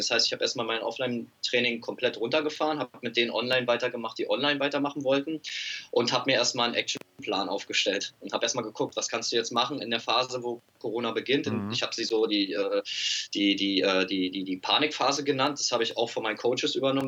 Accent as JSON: {"language": "German", "region": "Berlin", "country": "Germany", "said": "Ich komme aus Berlin"}